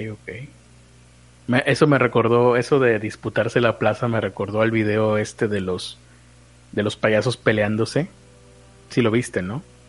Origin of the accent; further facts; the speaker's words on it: Monterrey, Nuevo León, Mexico; como regio